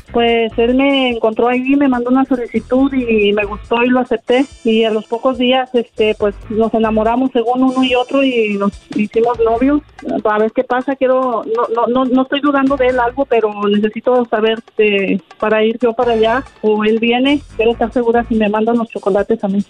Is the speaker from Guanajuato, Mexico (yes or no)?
no; San Luis Potosí, Mexico; yo soy de San Luis también